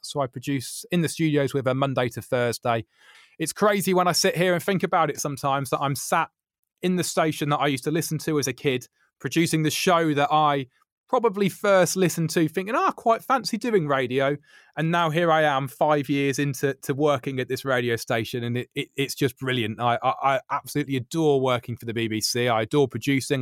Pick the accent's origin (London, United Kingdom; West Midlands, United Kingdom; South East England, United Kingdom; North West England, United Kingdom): West Midlands, United Kingdom; Birmingham; moved away as an adult; also born or lived in Gloucestershire / Sheffield; I came back home to Birmingham after what would that have been, about twelve years away